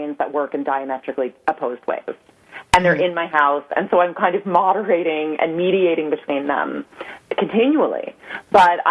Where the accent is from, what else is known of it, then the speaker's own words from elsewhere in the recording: New York City, New York, United States; I grew up on the Upper West Side in New York City